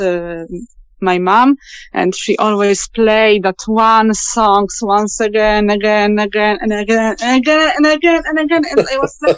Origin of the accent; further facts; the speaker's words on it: Poland; I'm from Poland.